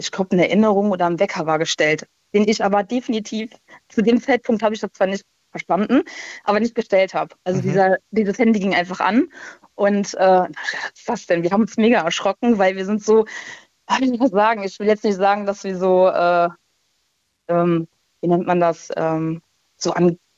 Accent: Rhineland-Palatinate, Germany; moved away; Äh, aus der Ecke von Koblenz.

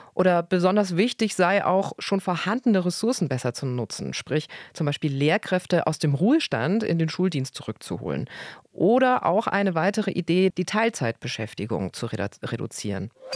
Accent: Germany; bei uns in Deutschland

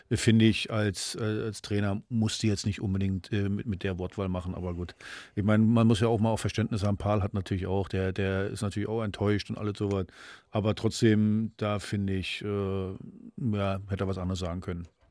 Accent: Rostock, Mecklenburg-Vorpommern, Germany; moved away; also born or lived in Frankfurt; meine alte Heimat in Rostock

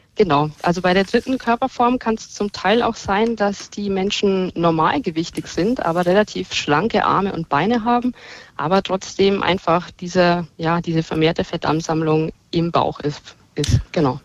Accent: Bavaria, Germany; Da bin ich in Bayern geboren und lebe hier auch

